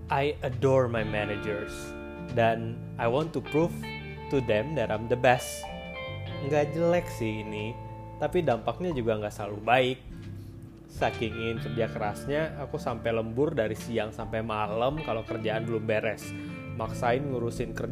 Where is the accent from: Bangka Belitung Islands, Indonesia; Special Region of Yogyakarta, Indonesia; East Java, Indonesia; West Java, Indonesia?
West Java, Indonesia; Bandung; now in Jakarta, Indonesia; setelah aku merantau dari Bandung ke